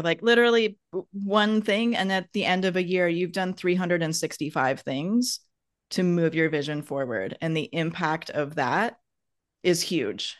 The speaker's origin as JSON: {"language": "English", "region": "Wisconsin", "country": "United States", "said": "I'm from Wisconsin and we have lots of, like, idioms and adages in the Midwest"}